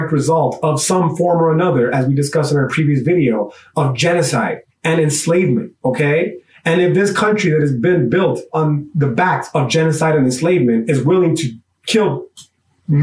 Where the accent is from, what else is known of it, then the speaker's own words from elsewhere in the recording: United States; my American exceptionalism